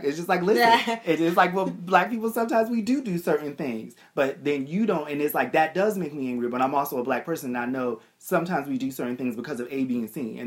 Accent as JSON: {"language": "English", "town": "Boston", "region": "Massachusetts", "country": "United States", "tie": "born or raised there", "said": "I grew up in Boston."}